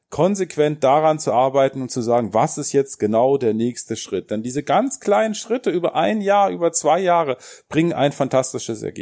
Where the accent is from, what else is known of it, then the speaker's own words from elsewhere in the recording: Nuremberg, Bavaria, Germany; Und wenn man da so hingeht, so als Nürnberger, man erwartet ja auch, dass die auch mal da sind, die beiden.